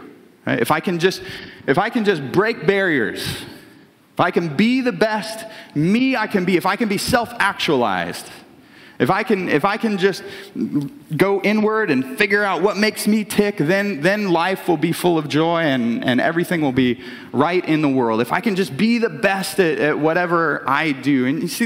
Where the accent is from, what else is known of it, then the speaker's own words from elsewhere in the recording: Brashear, United States; I'm from Brashear, which there's a like one stop sign in Brashear.